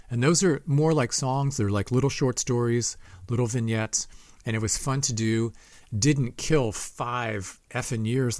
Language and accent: English; Ohio, United States; now in Boston, United States; people came from all over the country. We came from Ohio, bands came from all over because the Berklee School of Music was here.